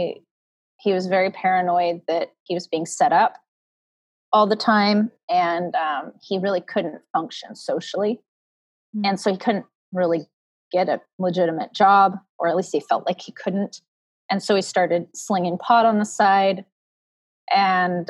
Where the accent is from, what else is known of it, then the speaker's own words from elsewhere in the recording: West Coast, United States; also born or lived in Midwest; I grew up in the West Coast and I moved away to the Midwest